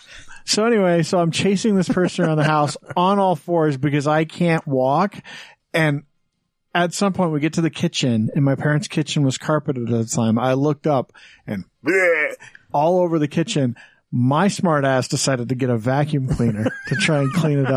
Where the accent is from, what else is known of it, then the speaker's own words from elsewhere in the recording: Wyoming, United States; now in Utah, United States; I grew up in Wyoming